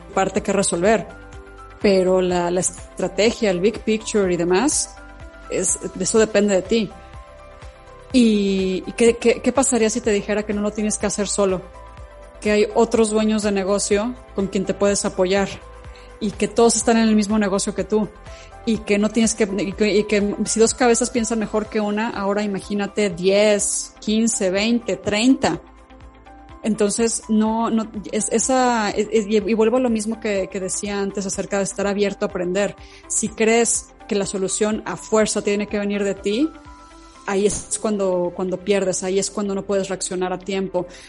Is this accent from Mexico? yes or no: yes; León, Guanajuato, Mexico; en mi ciudad natal, en León